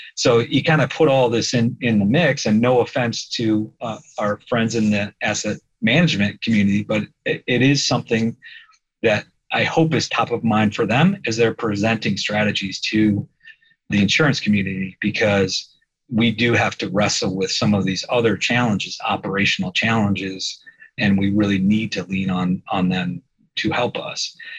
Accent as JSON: {"language": "English", "town": "Fort Wayne", "region": "Indiana", "country": "United States", "tie": "born or raised there", "also_born_or_lived": "Chicago, Illinois", "moved": "as an adult", "lives_now": "Peoria, United States", "said": "I grew up in the Peoria of Indiana, Fort Wayne."}